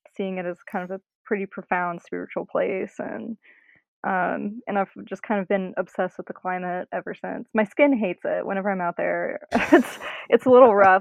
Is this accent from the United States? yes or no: yes; North Carolina, United States; moved away as an adult; now in Austin, United States; I grew up in North Carolina, lived there for for 18 years